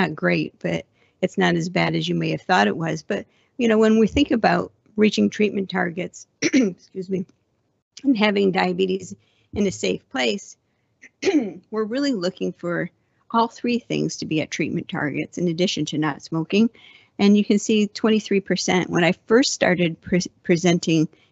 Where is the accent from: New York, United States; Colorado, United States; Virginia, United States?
New York, United States; Buffalo; now in San Diego, United States; I'm originally from Buffalo, but I have been in San Diego for so long